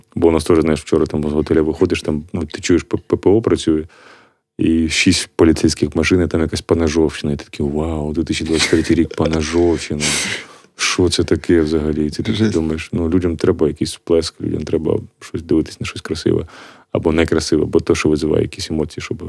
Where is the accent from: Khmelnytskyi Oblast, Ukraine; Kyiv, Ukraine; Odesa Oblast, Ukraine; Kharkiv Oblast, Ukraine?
Kharkiv Oblast, Ukraine; Kharkiv; moved away as an adult; now in Drohobych, Ukraine; я сам з Харкова, але зараз під час війни я приїхав в Дрогобич